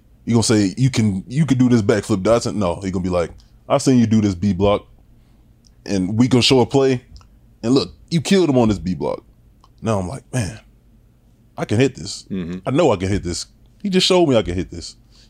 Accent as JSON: {"language": "English", "region": "Louisiana", "country": "United States", "moved": "as an adult", "said": "I'm from Louisiana"}